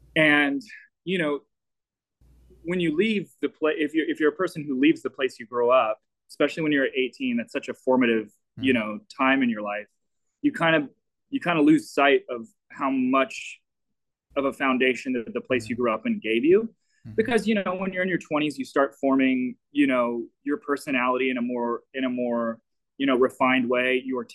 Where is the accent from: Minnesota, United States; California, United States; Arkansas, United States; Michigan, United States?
Arkansas, United States; Little Rock; moved away; growing up in Little Rock.